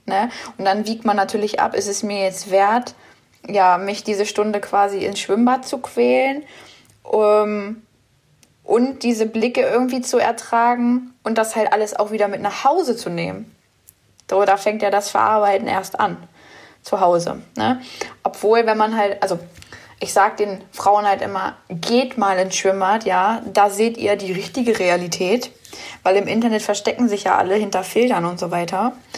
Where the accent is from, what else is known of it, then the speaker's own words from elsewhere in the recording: Braunschweig, Lower Saxony, Germany; Ich komme aus Braunschweig